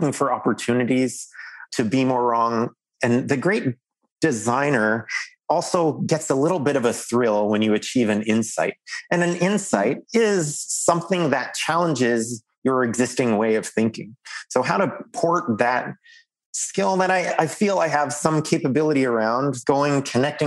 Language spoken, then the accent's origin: English; Canada; as a Canadian loudmouth